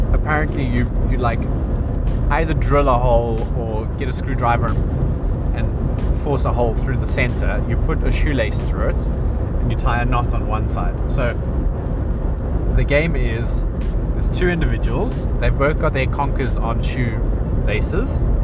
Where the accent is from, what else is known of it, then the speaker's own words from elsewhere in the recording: South Africa; moved away as an adult; now in England; I was brought up in South Africa